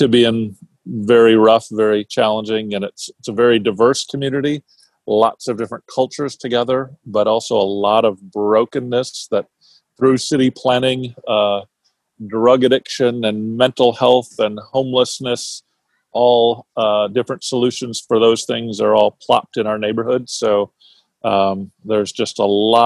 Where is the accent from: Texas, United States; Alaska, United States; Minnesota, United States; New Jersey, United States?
Minnesota, United States; Minneapolis; also born or lived in Montana / California; I grew up in Minneapolis